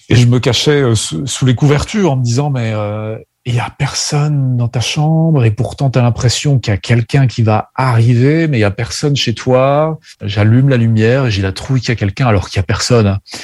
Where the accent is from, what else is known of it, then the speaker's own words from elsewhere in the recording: Burgundy, Bourgogne-Franche-Comté, France; Je suis né en France. Je suis né en Bourgogne, plus exactement.